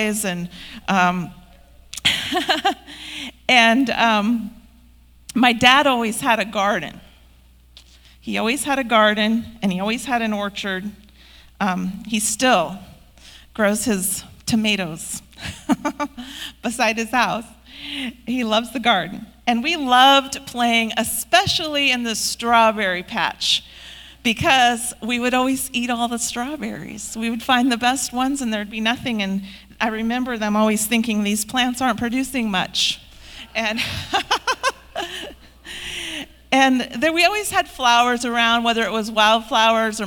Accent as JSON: {"language": "English", "town": "Hermiston", "region": "Oregon", "country": "United States", "tie": "born or raised there", "said": "I grew up in the 70s and 80s, and I grew up right here in Hermiston."}